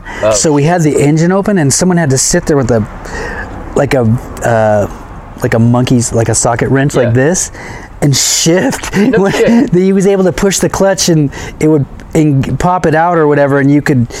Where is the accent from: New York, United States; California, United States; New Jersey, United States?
California, United States; Santa Maria; Growing up in Santa Maria